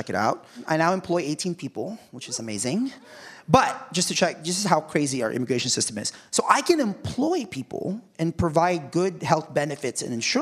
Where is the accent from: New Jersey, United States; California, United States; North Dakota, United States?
California, United States; Mountain View; also born or lived in Philippines; I'm from Mountain View, California